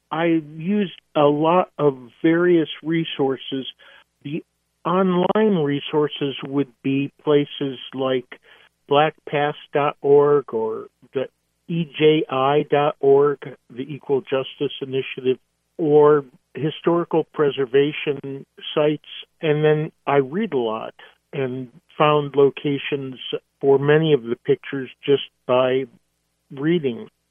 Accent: Seattle, Washington, United States; did go to the Moore Theater in Seattle, my hometown

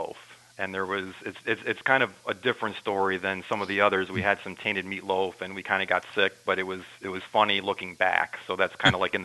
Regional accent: Hebron, New York, United States; also born or lived in Danbury, Connecticut; I was born in Danbury, Connecticut, but we moved up to Hebron, New York, which is in Washington County, when I was around six, a very rural area. My high school in Granville was 7 miles away

